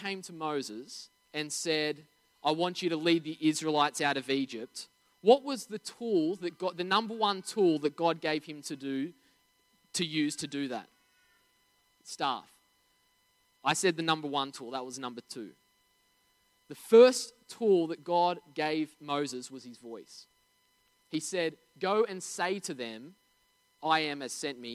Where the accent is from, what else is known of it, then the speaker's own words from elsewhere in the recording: Narara, New South Wales, Australia; we grew up in Narara